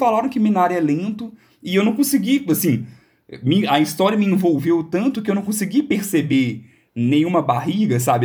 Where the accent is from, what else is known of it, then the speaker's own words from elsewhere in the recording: Belo Horizonte, Minas Gerais, Brazil; nós todos aqui somos de Belo Horizonte